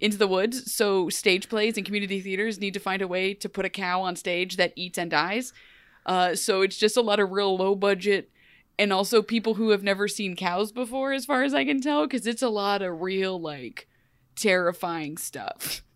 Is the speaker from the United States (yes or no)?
yes; Ohio, United States; I'm from Ohio